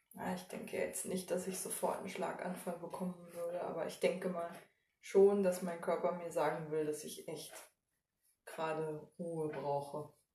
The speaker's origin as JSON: {"language": "German", "region": "East Germany", "country": "Germany", "said": "ich als Ostdeutsche"}